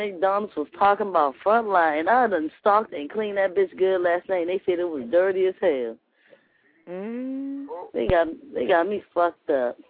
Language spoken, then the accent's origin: English; Trinidad & Tobago; {S1} Oh, {S6} I'm from Trinidad.